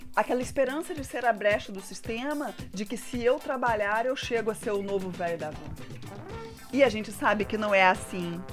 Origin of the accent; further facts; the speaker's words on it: Brazil; Como bom brasileiro